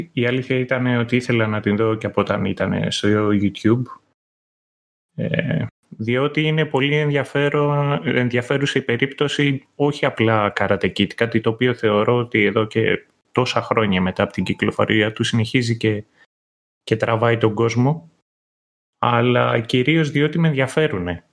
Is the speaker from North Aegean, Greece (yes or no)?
no; Kythira, Attica, Greece; εγώ που μεγάλωσα στα Κύθυρα πιάναμε και κριτικά κανάλια